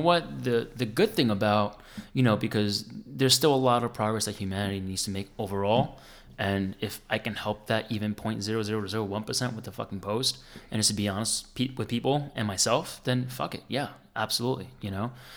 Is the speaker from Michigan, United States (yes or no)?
no; New Jersey, United States; I grew up on dance music, man. I'm from Jersey